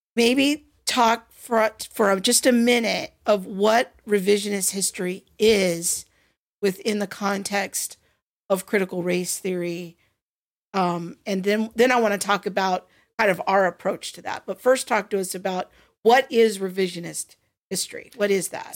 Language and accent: English; Covina, California, United States; I grew up in Covina, California, kind of adjacent in 80s and 90s